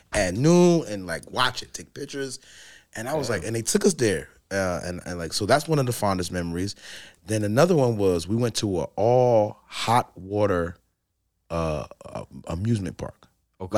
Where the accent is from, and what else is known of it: Newark, New Jersey, United States